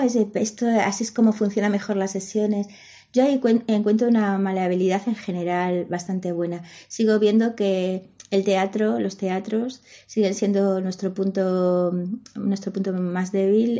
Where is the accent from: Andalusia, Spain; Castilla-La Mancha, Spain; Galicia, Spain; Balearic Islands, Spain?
Galicia, Spain; first language Spanish; la lengua que, eh, que, he hablado desde pequeña es el castellano. El gallego la, he mamado, pero mi familia no era gallego hablante. Yo me hice gallego hablante pues con 12, 13 años